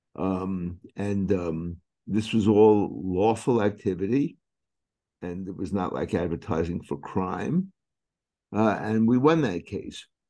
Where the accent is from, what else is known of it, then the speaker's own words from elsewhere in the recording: New York City, New York, United States; I was born and raised in Brooklyn.